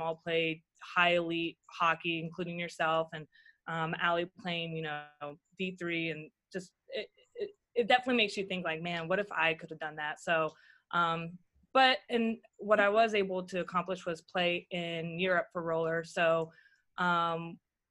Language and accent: English; Virginia, United States; I lived in Virginia. I was raised in Virginia.